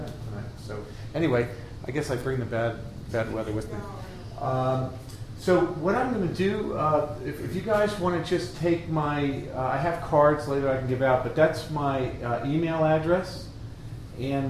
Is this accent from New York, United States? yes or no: no; Connecticut, United States; also born or lived in Europe; I'm from Connecticut, and I belong to IAC, the Inventors Association of Connecticut